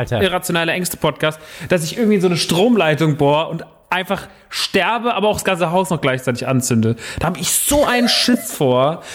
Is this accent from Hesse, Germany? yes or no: yes; Rodgau, Hesse, Germany; also born or lived in Heusenstamm; Ich bin umgezogen mit elf. Das erste Mal. Wir hatten damals eine Wohnung in Rottgau, äh, Jügesheim